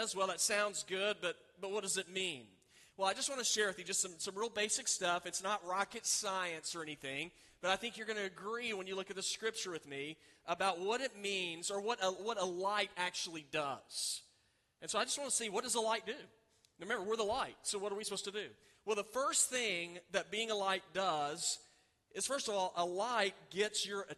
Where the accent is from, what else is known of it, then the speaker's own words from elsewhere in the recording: Oklahoma City, Oklahoma, United States; I grew up in Oklahoma City, you can see the city for miles